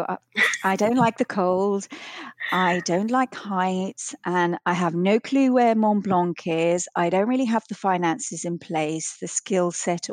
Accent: Vienna, Austria; grew up in Austria, in Vienna, and we used to go skiing at the weekends

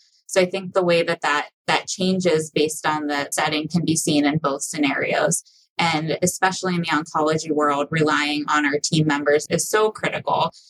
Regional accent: Pittsburgh, Pennsylvania, United States; moved away as an adult; also born or lived in Philadelphia; now in Michigan, United States; Pittsburgh, where I'm from

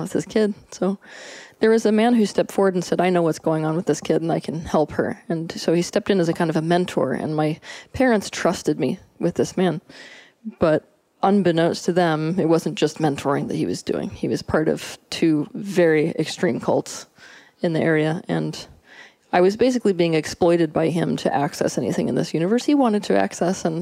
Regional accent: Santa Fe, New Mexico, United States; I was born in Santa Fe, New Mexico

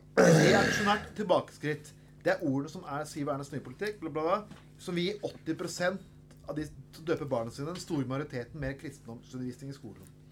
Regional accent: Skien, Telemark, Norway; moved away; jeg kom fra Skien

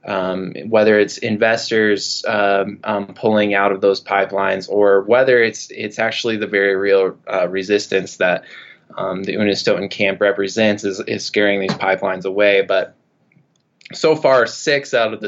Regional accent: United States; I'm a settler. I grew up in the United States.

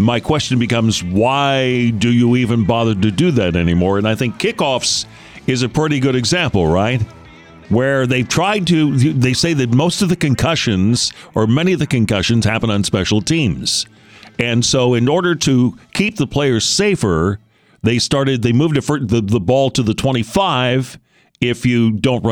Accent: Michigan, United States; now in Houston, United States; growing up in Michigan

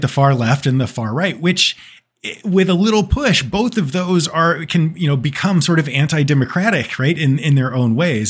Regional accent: Texas, United States; I'm from Texas

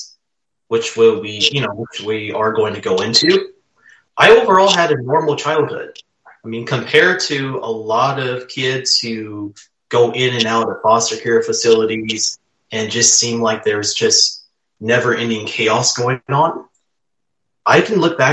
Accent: Berkeley, California, United States; moved away as an adult; now in Southern Nevada, United States; So I was born and raised in Berkeley, California, and I was living there up until 4 years ago. And I have resided in Southern Nevada since then

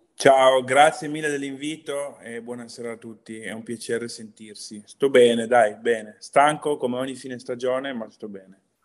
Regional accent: Pinerolo, Piedmont, Italy; now in Brescia, Italy; a Pinerolo, nella, nella provincia di Torino. Sono piemontese.

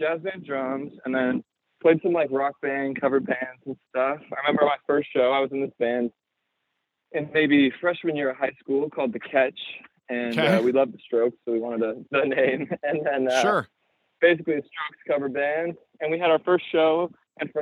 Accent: Bend, Oregon, United States; now in Los Angeles, United States; I grew up in Bend, Oregon

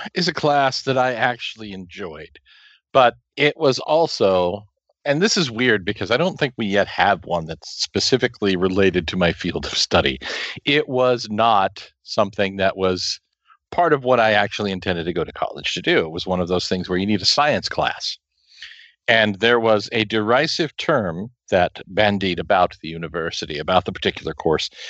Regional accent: Kansas, United States; also born or lived in Hays, Kansas; I come from a small town in the middle of nowhere in the middle of Kansas

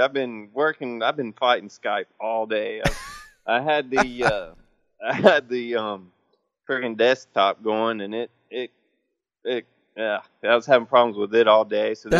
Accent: North Carolina, United States; I'm from Texas. No. North Carolina.

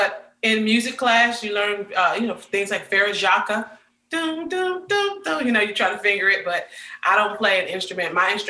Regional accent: Prince George's County, Maryland, United States; also born or lived in Washington, D.C.; now in Nashville, United States; I grew up in Washington, D.C., more so in the county of Maryland, Prince George's County.

